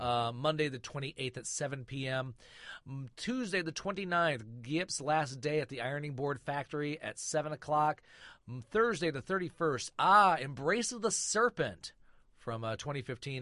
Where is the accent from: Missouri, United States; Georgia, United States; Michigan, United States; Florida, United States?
Michigan, United States; Flint; also born or lived in Covington, Indiana; now in Richmond, United States; I grew up in Flint, Michigan